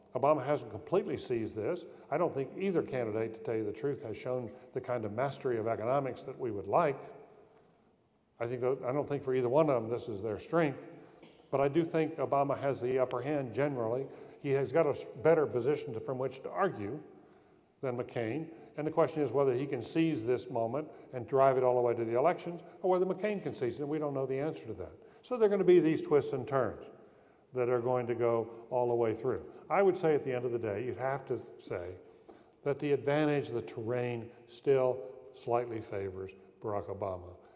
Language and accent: English; North Carolina, United States; I'm from North Carolina